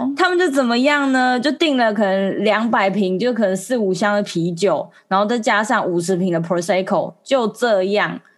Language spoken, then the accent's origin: Chinese; Taiwan; 我是台湾人